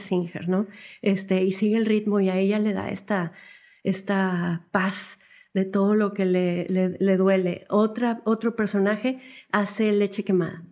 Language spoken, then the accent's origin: Spanish; Monterrey, Nuevo León, Mexico; somos regios, nos sentimos muy orgullosos de nuestra ciudad